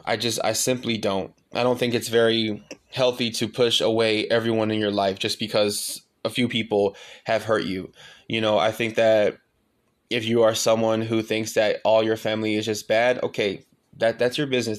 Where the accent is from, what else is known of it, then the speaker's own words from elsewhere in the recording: Pontiac, Michigan, United States; now in Austin, United States; moving all the way across the country from my hometown in Pontiac, Michigan, all the way to Austin